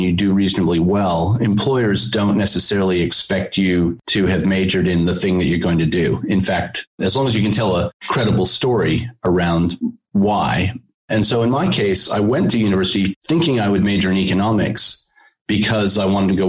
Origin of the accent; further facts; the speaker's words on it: Connecticut, United States; moved away as an adult; also born or lived in New York; now in Australia; I was born in New York and grew up in Connecticut.